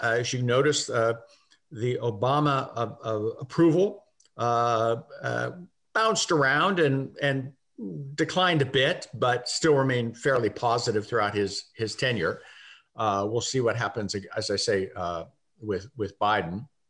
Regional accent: United States; I say that as an American

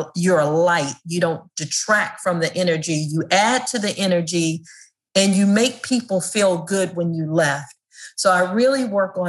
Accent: Prince George's County, Maryland, United States; as a kid growing up in Prince George's County, Maryland

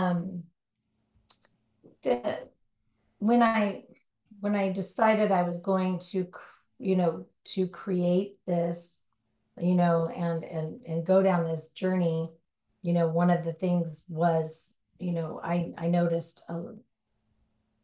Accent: Southern California, United States; Born and raised in Southern California

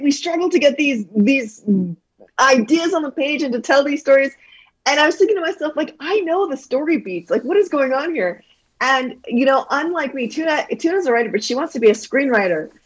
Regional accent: Calgary, Alberta, Canada; also born or lived in Toronto; we moved back to Canada, and we actually moved to Calgary, and then grew up there for the rest of my life

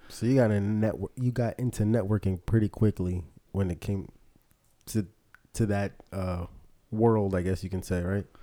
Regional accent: Philadelphia, Pennsylvania, United States; my experiences growing up in Philly

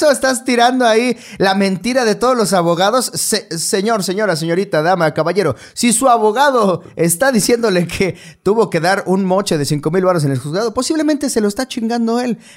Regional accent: Mexico; obligación como mexicano leer toda mi constitución.

